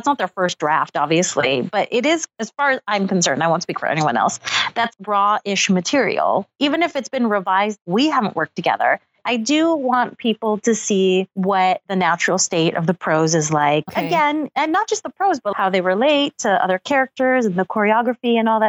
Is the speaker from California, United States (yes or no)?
yes; Los Angeles, California, United States; moved away as an adult; also born or lived in Seattle; now in Brooklyn, United States; I grew up in Los Angeles